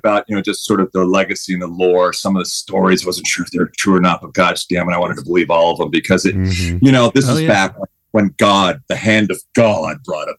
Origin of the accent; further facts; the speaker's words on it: Huntington Beach, California, United States; Huntington Beach.